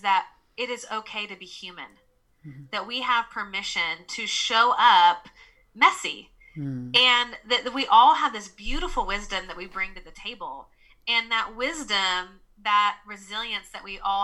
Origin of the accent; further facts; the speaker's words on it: Nashville, Tennessee, United States; accent: Southern; I'm from the South, so I'm from Nashville, Tennessee. So you'll hear me say y'all, and you'll hear my Southern accent.